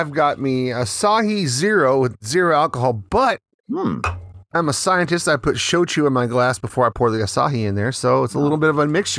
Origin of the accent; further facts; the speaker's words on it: Texas, United States; now in Fukuoka, Japan; Since my bar is an American bar and I am from Texas